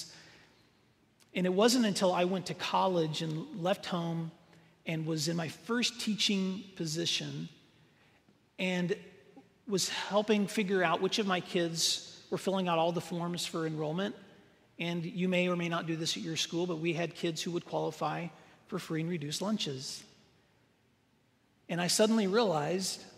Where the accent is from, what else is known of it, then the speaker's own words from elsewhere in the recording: Northwest Tennessee, United States; I grew up in Northwest Tennessee